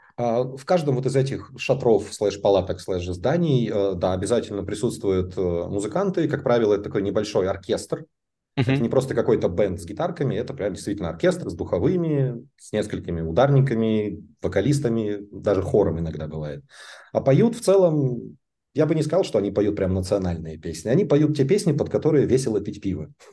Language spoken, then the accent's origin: Russian; Kostroma, Kostroma Oblast, Russia; also born or lived in Moscow, Russia; now in Munich, Germany; как мы росли и жили в Костроме, и как я потом жил в Москве, и как я живу здесь